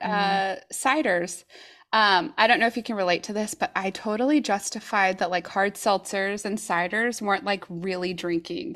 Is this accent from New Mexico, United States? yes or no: yes; New Mexico, United States; moved away as an adult; also born or lived in Oregon; now in Tigard, United States; we're originally from New Mexico, but we've been here in Oregon for, uh, gosh, it's been about thirteen years.